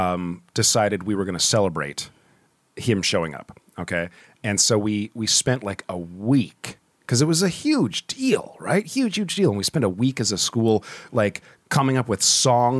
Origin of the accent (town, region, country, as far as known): Dartmouth, Nova Scotia, Canada